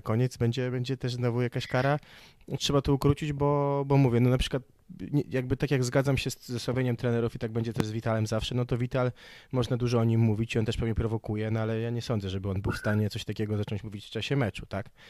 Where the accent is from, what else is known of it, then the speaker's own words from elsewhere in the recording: Gdańsk, Pomeranian Voivodeship, Poland; pochodzę z Gdańska